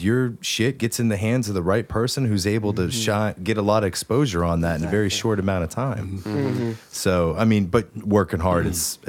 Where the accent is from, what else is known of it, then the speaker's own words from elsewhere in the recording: West Virginia, United States; we're from West Virginia.